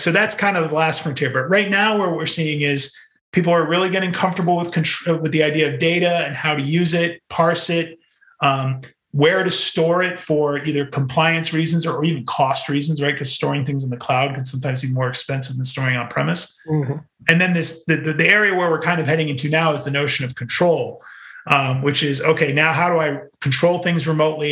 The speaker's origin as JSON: {"language": "English", "region": "New England", "country": "United States", "also_born_or_lived": "New York City", "moved": "yes", "said": "I'm from New England"}